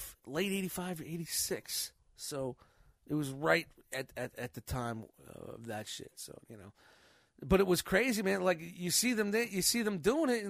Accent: New York City, New York, United States; I grew up in Glenwood Projects

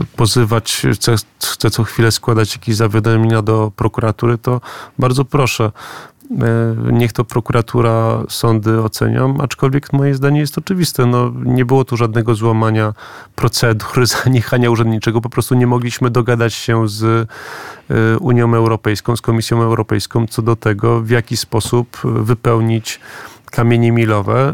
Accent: Gdańsk, Pomeranian Voivodeship, Poland; ja jestem z, z Gdańska, z Pomorza

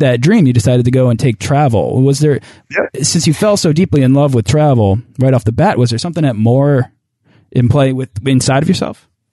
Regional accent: Boston, Massachusetts, United States; I'm from Boston.

